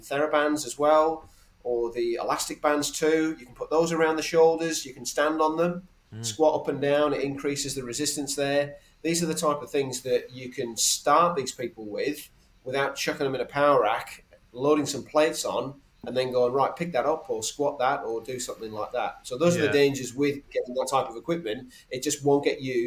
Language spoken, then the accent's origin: English; England, United Kingdom; now in Australia; I'm English originally. I've probably acclimatized a little bit